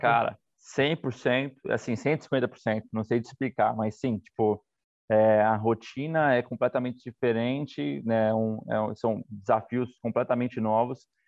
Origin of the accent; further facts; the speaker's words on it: São Paulo, Brazil; a gente é do fundo da Zona Leste.